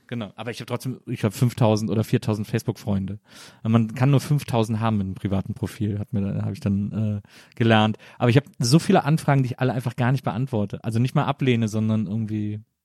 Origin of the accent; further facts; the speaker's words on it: Wesseling, North Rhine-Westphalia, Germany; also born or lived in Bonn; now in Berlin, Germany; ich bin in Wesseling aufgewachsen, zwischen Köln und Bonn